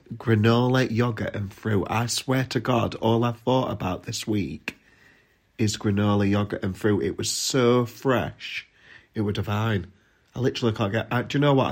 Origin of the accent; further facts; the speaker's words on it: Sheffield, Yorkshire and the Humber, United Kingdom; accent: Yorkshire; I'm from Yorkshire